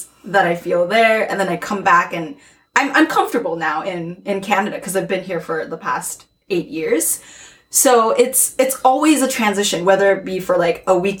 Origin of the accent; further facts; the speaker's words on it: Japan; born there; also born or lived in North America; So I'm Japanese and I was born in Japan, but I was kind of raised in both North America and in Japan.